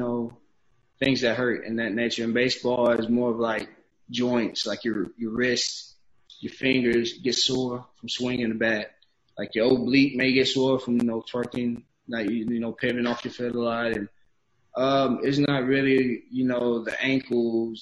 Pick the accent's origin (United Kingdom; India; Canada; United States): United States; Georgia; now in Houston, United States; I grew up in Georgia. I'm a Georgia boy